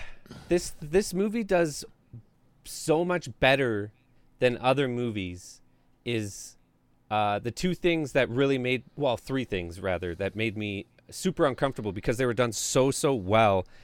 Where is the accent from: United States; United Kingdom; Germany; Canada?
Canada